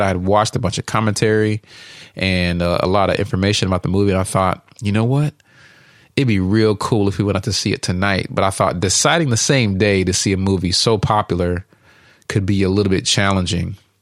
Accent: Uganda; now in United States; I'm from Uganda

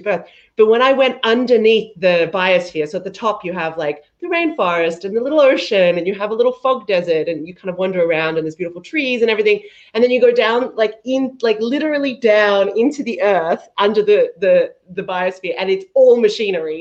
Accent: Australia; I'm Australian

